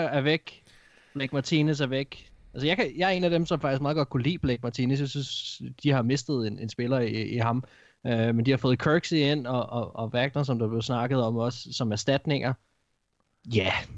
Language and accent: Danish; Gladsaxe, Capital Region of Denmark, Denmark; kommer fra den, den by, hvor jeg kommer fra, Gladsaxe